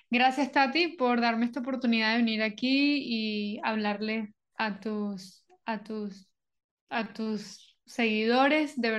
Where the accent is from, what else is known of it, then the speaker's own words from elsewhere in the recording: Colombia; also born or lived in Venezuela; soy originalmente de Venezuela me crié en varios sitios, especialmente en Colombia, entonces me considero venezolana colombiana.